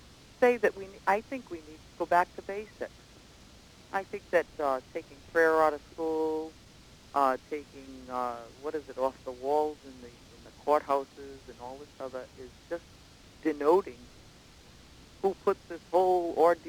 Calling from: Johnston, Rhode Island, United States; Johnston, Rhode Island.

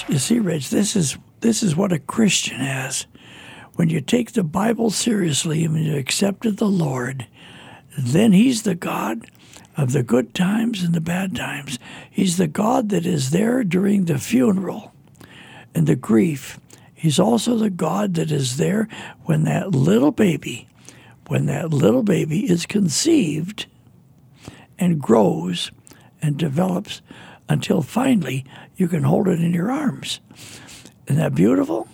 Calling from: Terre Haute, Indiana, United States; I'm calling from Terre Haute, Indiana

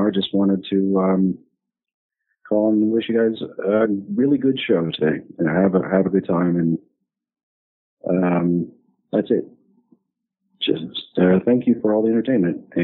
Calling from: Louisiana, United States; I'm calling from Louisiana.

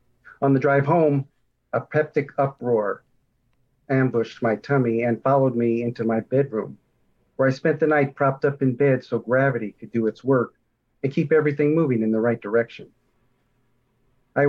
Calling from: Tucson, Arizona, United States; Tucson, Arizona.

